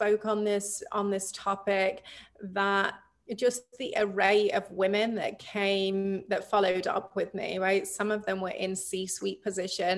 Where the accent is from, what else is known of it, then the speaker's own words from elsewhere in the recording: England, United Kingdom; moved away as an adult; now in United States; I grew up in England. I moved to the States when I was 23. So yeah, my whole life I spent in the UK